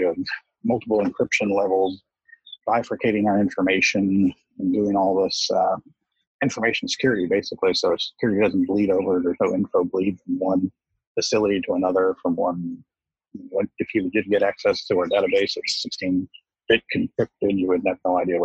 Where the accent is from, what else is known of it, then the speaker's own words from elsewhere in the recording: rural Appalachian mountain community, United States; I started my career out actually as a technologist in a rural Appalachian mountain community. You know, I started school there